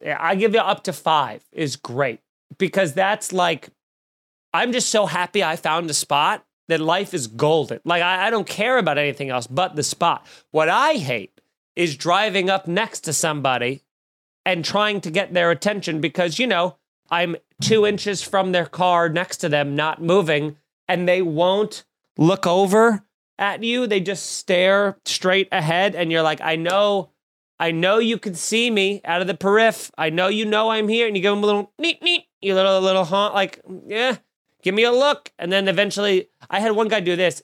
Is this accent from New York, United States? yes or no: yes; New York, United States; I'm from New York